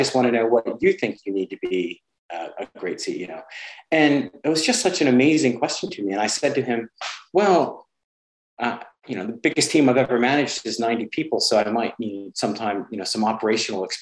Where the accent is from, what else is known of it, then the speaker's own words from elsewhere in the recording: United States; moved away as an adult; now in United Kingdom; I'm an American